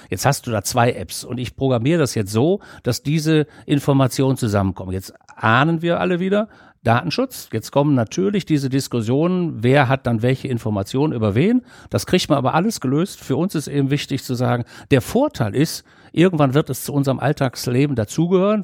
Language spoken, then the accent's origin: German; Düsseldorf, North Rhine-Westphalia, Germany; meine alten Heimatstadt Düsseldorf